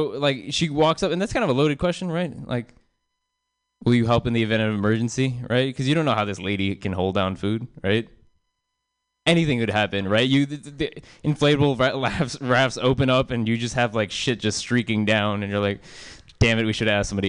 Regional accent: South Bay, California, United States; I grew up in South Bay, and there's a lot of Asian moms out there

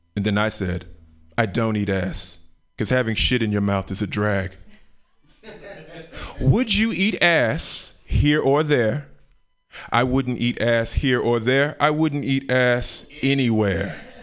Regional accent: Memphis, Tennessee, United States; moved away; I'm from the South, Memphis, Tennessee, Memphis, Tennessee originally

